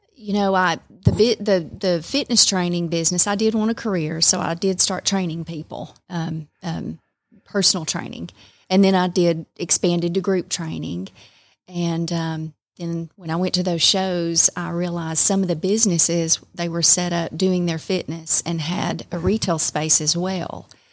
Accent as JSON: {"language": "English", "town": "Calhoun", "region": "Georgia", "country": "United States", "tie": "born or raised there", "also_born_or_lived": "Rome, Georgia", "said": "I was born and raised in Calhoun"}